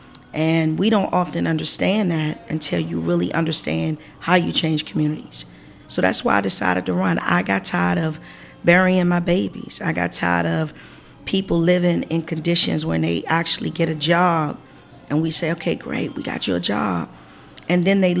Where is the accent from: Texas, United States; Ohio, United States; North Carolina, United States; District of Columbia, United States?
District of Columbia, United States; Washington; I grew up in Ward 1, not far from here